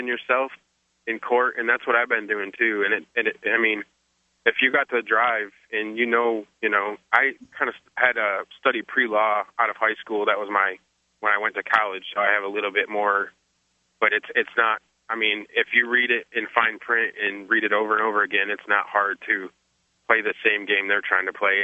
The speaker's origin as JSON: {"language": "English", "region": "the North", "country": "United States", "moved": "as an adult", "lives_now": "the South, United States", "said": "I'm from the North, and I've lived in the South now for 2 years"}